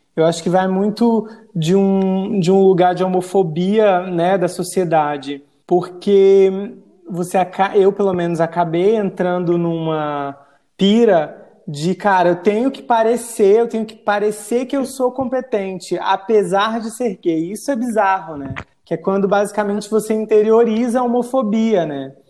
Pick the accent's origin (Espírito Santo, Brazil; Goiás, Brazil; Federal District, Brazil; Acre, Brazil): Acre, Brazil; Rio Branco; also born or lived in interior of Rio Grande do Norte / São Paulo; quando eu fui para o Acre, que eu fui para o Acre fazer a quinta série. e terminei os meus estudos em Rio Branco